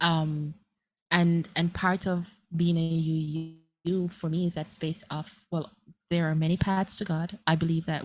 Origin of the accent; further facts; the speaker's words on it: Jamaica; we have Christianity as we do in Jamaica